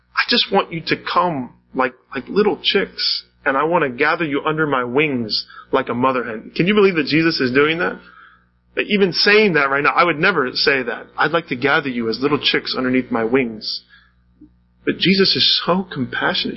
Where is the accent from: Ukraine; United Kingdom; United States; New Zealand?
United States; North Canton, Ohio; I was born and raised in North Canton, Ohio